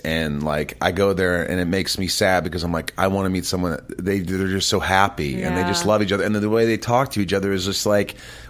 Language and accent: English; Indiana, United States; I know that I'm white. I'm a Jew. I grew up in Indiana.